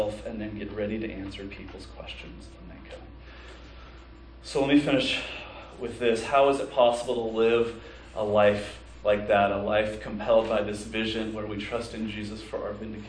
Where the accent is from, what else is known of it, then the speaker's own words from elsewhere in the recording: United States; American Christians